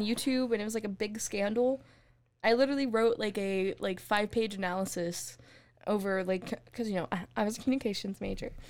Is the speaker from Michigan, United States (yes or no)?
no; Texas, United States; we're from Texas